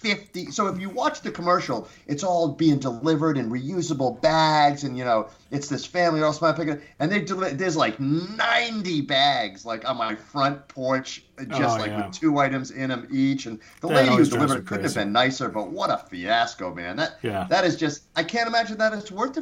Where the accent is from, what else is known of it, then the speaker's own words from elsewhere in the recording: Northeast, United States; now in North Carolina, United States; I'm from the Northeast